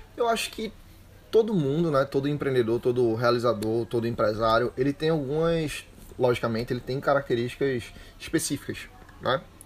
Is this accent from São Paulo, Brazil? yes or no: no; Recife, Pernambuco, Brazil; moved away as an adult; Eu sou de Recife e vim morar aqui